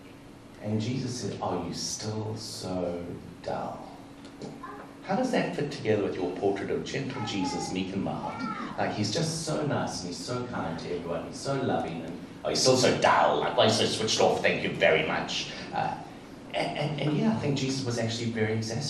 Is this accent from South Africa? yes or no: yes; South Africa; I grew up in South Africa, apartheid South Africa, and Nelson Mandela was, for most of my childhood, was in prison